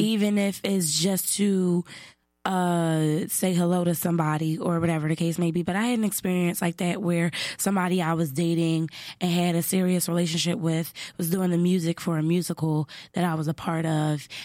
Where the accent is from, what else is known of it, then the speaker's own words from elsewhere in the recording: Philadelphia, Pennsylvania, United States; I'm from Philly